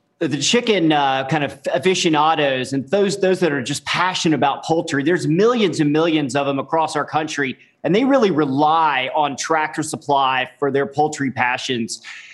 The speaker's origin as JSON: {"language": "English", "region": "Tennessee", "country": "United States", "tie": "born or raised there", "said": "I grew up in Tennessee and grew up the out here lifestyle."}